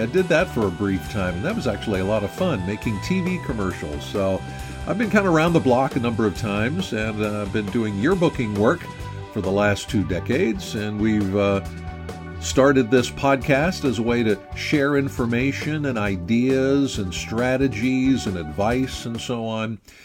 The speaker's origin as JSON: {"language": "English", "region": "Pennsylvania", "country": "United States", "said": "I'm from Pennsylvania"}